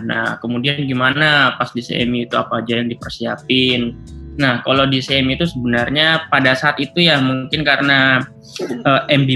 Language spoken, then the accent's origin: Indonesian; Indonesia; now in China; kita yang udah tumbuh besar di Indonesia, kebiasaannya pakai bahasa Indonesia, tapi giliran pada saat kita pindah ke negeri orang itu kan sangat aneh ya menurut aku ya.